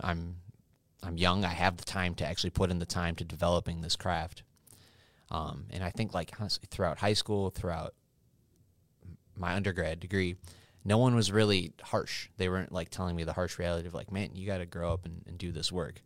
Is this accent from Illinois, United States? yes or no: yes; Oswego, Illinois, United States; also born or lived in Cicero, Illinois / Wyoming; I was born in Cicero. and then moved to Oswego when I was five years old.